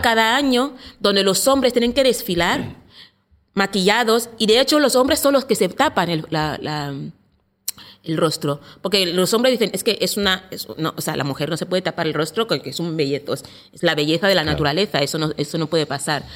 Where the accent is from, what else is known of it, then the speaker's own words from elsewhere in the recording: Equatorial Guinea; now in Barcelona, Spain; de Guinea Ecuatorial. Eh, llevo en España más o menos 12 años